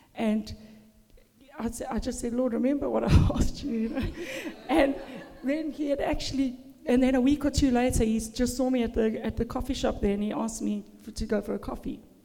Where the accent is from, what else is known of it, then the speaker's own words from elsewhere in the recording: Durban, KwaZulu-Natal, South Africa; moved away as an adult; also born or lived in Zimbabwe; now in Australia; I was born in a Christian home in Durban, South Africa